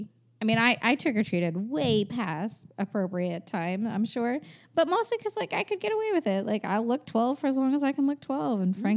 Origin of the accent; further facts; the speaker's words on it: East Coast, United States; It was always cold on Halloween growing up on the East Coast.